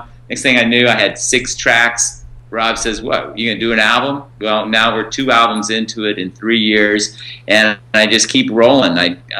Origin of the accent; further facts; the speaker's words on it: Rome, Lazio, Italy; I didn't. I grew up in a military family. We traveled a lot. I picked Rome, Italy as my hometown because that's where I lived the longest when I was in my formative years.